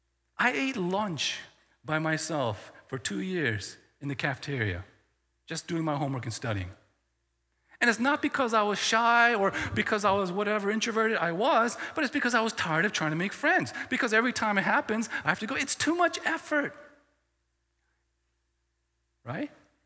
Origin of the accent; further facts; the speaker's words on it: the South, United States; I grew up in the South or in the middle of the States. And we never stayed in one place for more than 5 years, mostly 2 or 3 years.